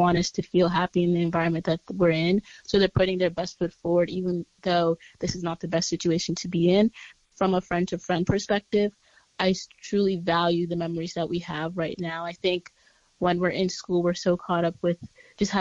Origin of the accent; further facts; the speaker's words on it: New York City, New York, United States; I'm from Brooklyn, New York